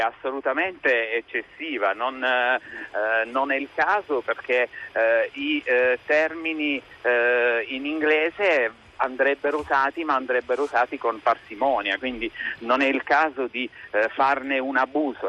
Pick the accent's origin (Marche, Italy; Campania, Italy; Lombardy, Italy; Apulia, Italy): Apulia, Italy; Ginosa; di essere nato e di essere eh, di essermi formato in provincia